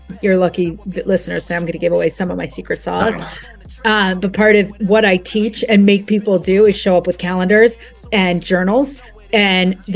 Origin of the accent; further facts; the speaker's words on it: New Jersey, United States; I'm from Jersey.